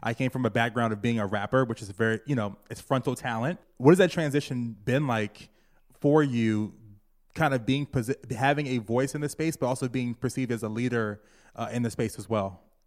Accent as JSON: {"language": "English", "region": "Virginia", "country": "United States", "tie": "born or raised there", "moved": "yes", "lives_now": "New York, United States", "said": "Growing up in Virginia"}